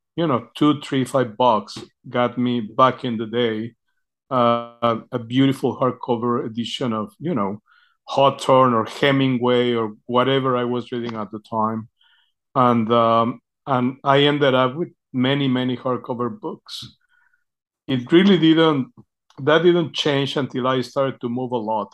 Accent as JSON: {"language": "English", "country": "Mexico", "tie": "born or raised there", "moved": "as an adult", "lives_now": "United States", "said": "I grew up in Mexico"}